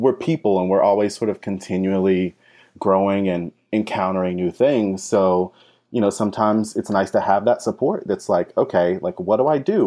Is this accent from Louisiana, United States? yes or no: no; North Carolina, United States; moved away as an adult; now in New York City, United States; I'm actually originally from North Carolina, and I came up to New York City for grad school.